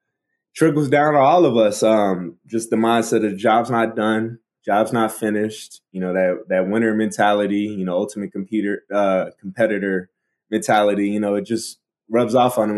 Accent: Baltimore, Maryland, United States; accent: Baltimore; my Baltimore accent is like really gone, so I don't really sound like a Baltimorean

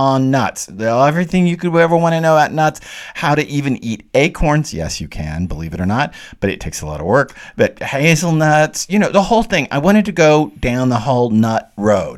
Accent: the South, United States; I'm the Southerner

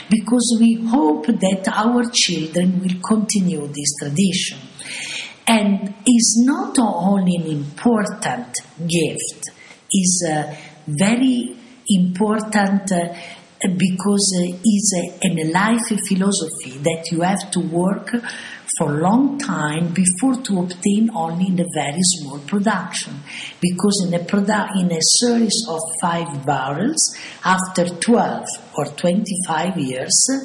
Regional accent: Bologna, Emilia-Romagna, Italy; English is a second language; moved away as an adult; now in Modena, Italy; I came from Bologna

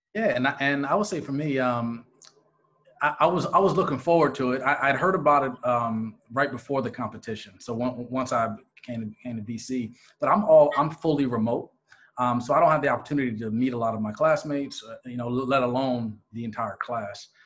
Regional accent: Philadelphia, Pennsylvania, United States; moved away as an adult; also born or lived in Atlanta, Georgia; I'm originally from the greater Philadelphia area

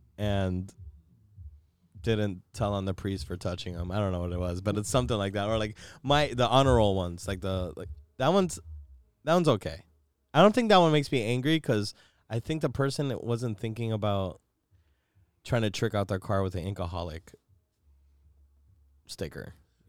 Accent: Chicago, Illinois, United States

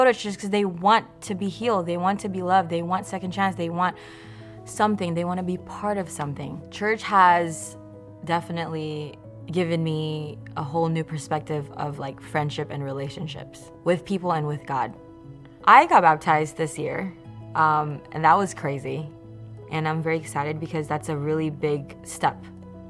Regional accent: Indonesia; moved away as an adult; now in Redlands, United States; I was born here in Redlands. I grew up in Indonesia though. 2012, I decided to come to America.

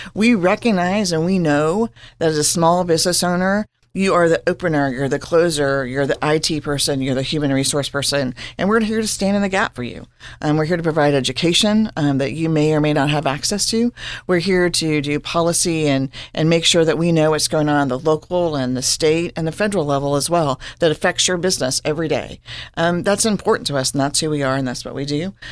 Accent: Hutchinson, Kansas, United States; now in Manhattan, United States; I am from Hutchinson, Kansas

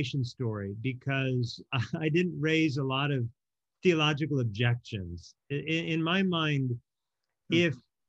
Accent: Oregon, United States; also born or lived in Hawaii; I ended up growing up in Oregon with my mom

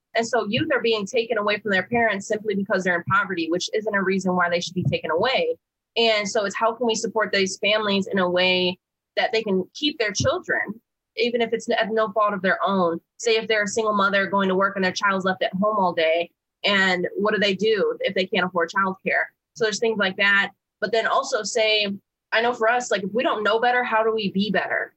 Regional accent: Flint, Michigan, United States; moved away; I'm from Flint, Michigan. And so I wanted to go back where I was from. I had like this regret and all these negative feelings of being taken away from there.

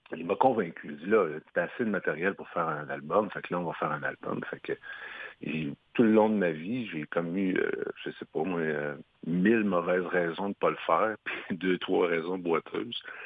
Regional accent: Isle-aux-Coudres, Quebec, Canada; Moi, je suis natif de l'île aux Coudres dans Charlevoix

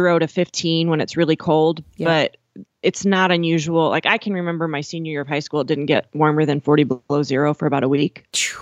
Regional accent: Miles City, Montana, United States; And it was 20 acres outside of Miles City, Montana.

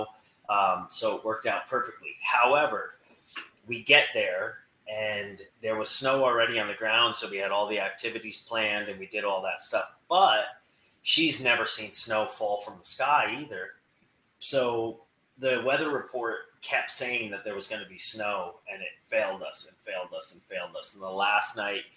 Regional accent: Albany, New York, United States; now in Florida, United States; I grew up in Albany.

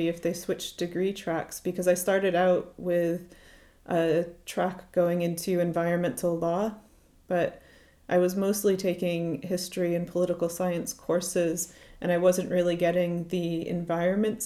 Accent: Connecticut, United States; moved away as an adult; now in Glasgow, United Kingdom; I grew up in Connecticut in the US, so the Northeast Coast

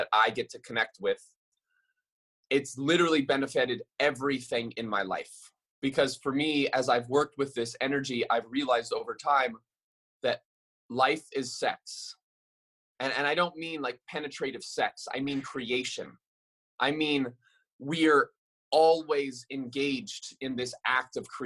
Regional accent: Maui, Hawaii, United States; I'm born and raised on Maui and I grew up my whole life walking barefoot on this earth

